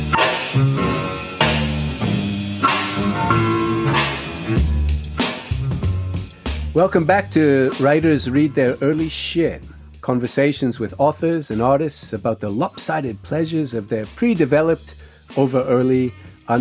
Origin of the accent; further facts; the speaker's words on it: Canada; growing up in Canada